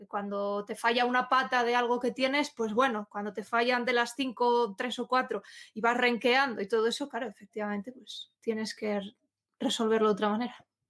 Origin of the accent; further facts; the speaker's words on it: Asturias, Spain; Asturias, yo soy asturiana